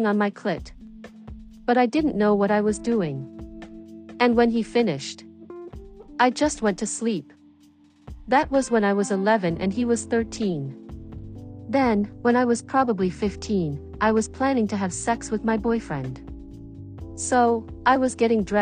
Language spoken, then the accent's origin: English; New York, United States; also born or lived in White Plains, New York; I grew up in the Bronx